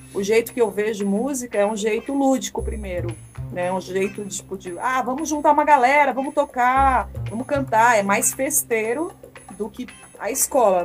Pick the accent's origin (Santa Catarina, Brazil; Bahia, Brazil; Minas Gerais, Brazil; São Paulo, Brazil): São Paulo, Brazil; sou da periferia da Zona Leste. Eu sou ali do ladinho da cidade de Tiradentes, na Quadro Juscelino. Cresci lá até os meus 19 anos, morei lá com a minha mãe.